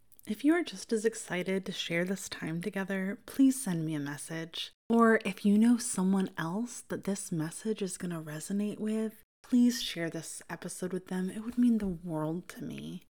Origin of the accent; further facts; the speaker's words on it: Midwest, United States; accent: Midwestern; you can probably hear very clearly that I am from the Midwest, even though I try very intentionally to neutralize my Midwestern accent as much as possible.